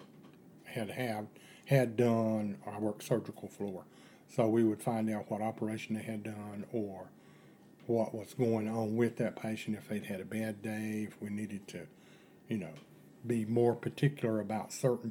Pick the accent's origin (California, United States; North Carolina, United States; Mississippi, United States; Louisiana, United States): North Carolina, United States; Asheville; now in Boone, United States; I was born in Asheville, North Carolina